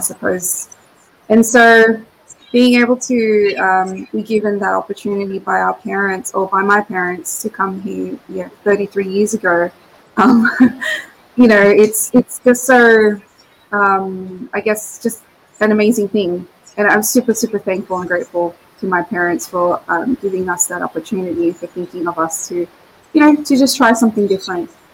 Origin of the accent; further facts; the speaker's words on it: Sydney, New South Wales, Australia; also born or lived in Philippines; and also super proud of the fact that I was also raised here. So we came here back in '88